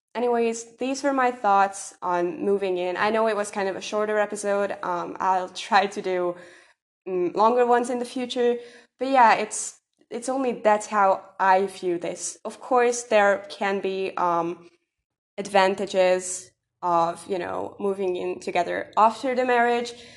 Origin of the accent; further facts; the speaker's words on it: Hungary; I'm from Hungary